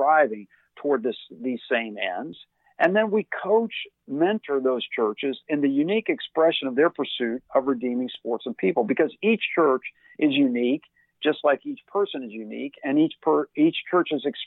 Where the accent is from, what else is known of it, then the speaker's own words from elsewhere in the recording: Louisville, Kentucky, United States; I grew up in Louisville, Kentucky, what some would refer as part of the Bible Belt